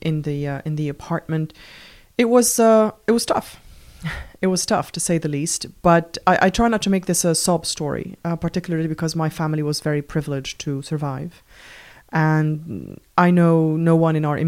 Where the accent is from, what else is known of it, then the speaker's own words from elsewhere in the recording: Beirut, Beirut Governorate, Lebanon; I was born in Beirut in 1977, which was 2 years into the Lebanese civil war. And I spent the first 13 years of my life living in that civil war